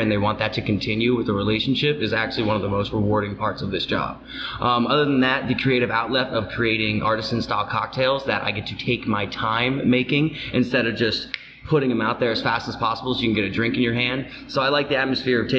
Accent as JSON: {"language": "English", "region": "Florida", "country": "United States", "tie": "born or raised there", "moved": "yes", "lives_now": "Pennsylvania, United States", "said": "I am from Florida, we have a little bit hotter of a tropical climate"}